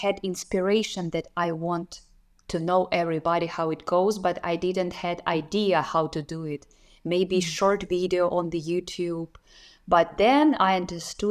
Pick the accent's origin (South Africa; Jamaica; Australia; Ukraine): Ukraine; Kherson Oblast; English is a second language; moved away as an adult; also born or lived in Kyiv, Ukraine / Warsaw, Poland; my hometown is Kherson region